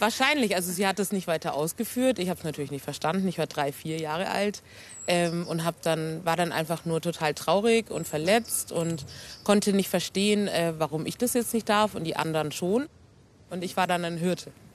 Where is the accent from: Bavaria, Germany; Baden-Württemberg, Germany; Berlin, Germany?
Bavaria, Germany; Nuremberg; Ich bin hier in Nürnberg geboren und aufgewachsen.